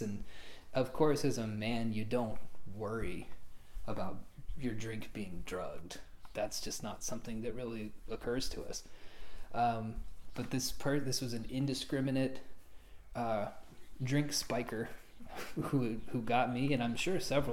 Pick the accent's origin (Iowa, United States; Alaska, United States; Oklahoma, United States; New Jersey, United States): Oklahoma, United States; Lawton; born or raised there; moved away